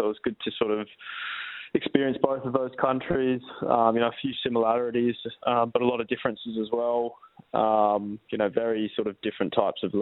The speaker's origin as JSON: {"language": "English", "town": "Perth", "region": "Western Australia", "country": "Australia", "tie": "born or raised there", "moved": "yes", "said": "now I'm back in glory playing for my hometown club"}